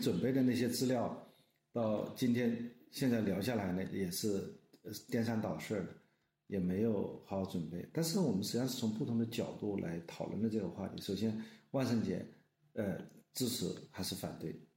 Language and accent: Chinese; China; 我们中国人